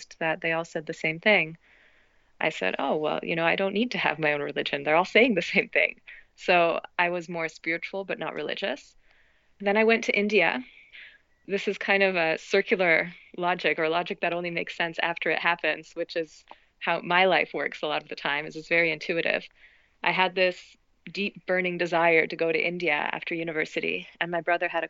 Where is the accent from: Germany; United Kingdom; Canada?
Canada; Toronto, Ontario; So I grew up in Toronto, and I'm the first Canadian born in my family